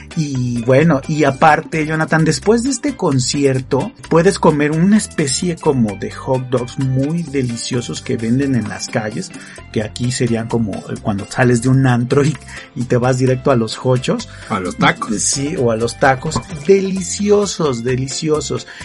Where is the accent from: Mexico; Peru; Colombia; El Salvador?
Mexico; Pues de México